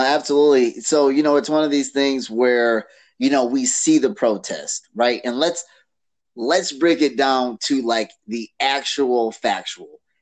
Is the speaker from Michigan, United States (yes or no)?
yes; Detroit, Michigan, United States; now in Canton, United States; I was born in Detroit. I was raised half of my life in Detroit